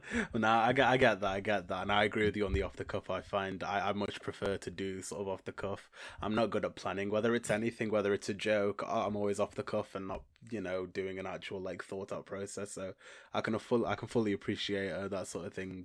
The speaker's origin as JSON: {"language": "English", "town": "Stoke-on-Trent", "region": "West Midlands", "country": "United Kingdom", "said": "I'm from Stoke on Trent in, in the U K."}